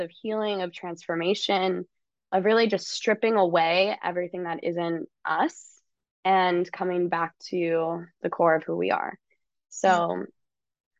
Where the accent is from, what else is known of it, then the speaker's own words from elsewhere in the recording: California, United States; I grew up in California